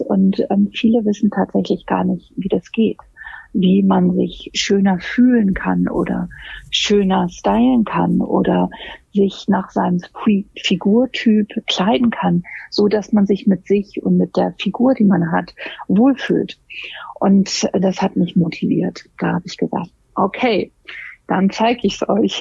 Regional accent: Hamburg, Germany; also born or lived in London; Ich komme aus Hamburg

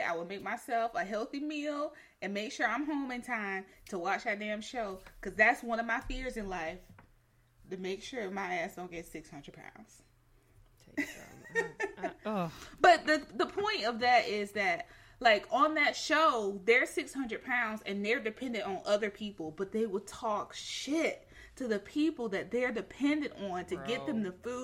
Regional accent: the South, United States; as a Southerner

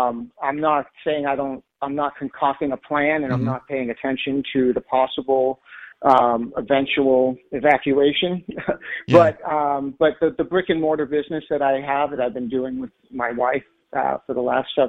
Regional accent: Massachusetts, United States; moved away as an adult; I've been living here for 20 years. I came from Massachusetts, so I'm an East Coast guy originally.

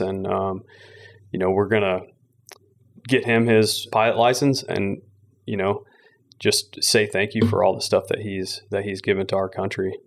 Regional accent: McKinney, Texas, United States; also born or lived in Van Alstyne, Texas; I was born in North Texas, raised in McKinney, and then went to high school in a small town called Van Alstyne.

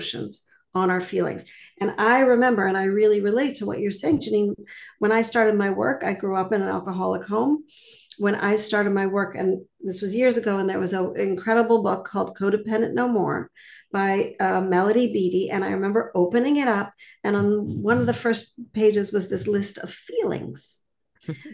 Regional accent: Montreal, Quebec, Canada; now in Boston, United States; I live in Boston now, but I grew up in Montreal.

